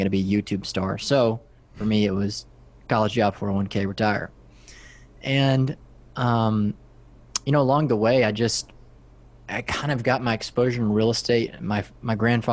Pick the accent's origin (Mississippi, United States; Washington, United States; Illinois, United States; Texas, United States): Texas, United States; West; I'm from West Texas. If you look out all around my hometown, it's just flat farmland